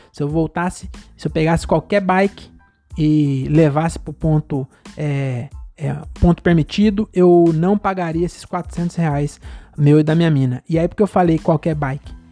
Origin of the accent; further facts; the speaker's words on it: Francisco Morato, São Paulo, Brazil; Eu sou de Morato, que é só morro